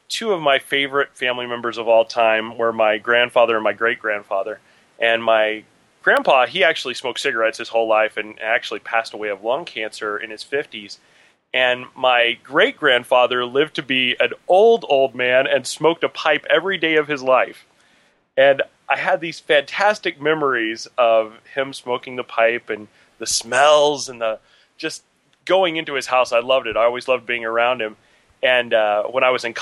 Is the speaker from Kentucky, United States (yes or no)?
no; Kansas, United States; moved away as an adult; also born or lived in Seattle, Washington; I've actually lived in Kansas most of my life